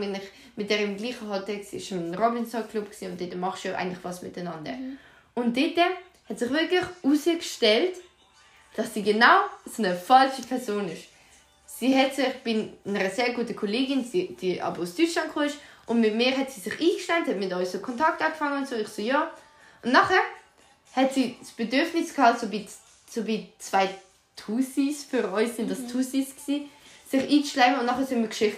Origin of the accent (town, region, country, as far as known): Aargau, Switzerland